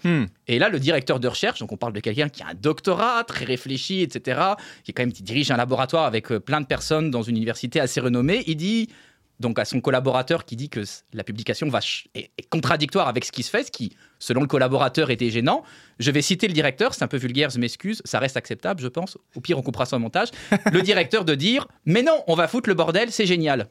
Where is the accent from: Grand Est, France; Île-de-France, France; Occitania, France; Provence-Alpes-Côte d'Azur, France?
Grand Est, France; Nancy; je suis né à Nancy en France.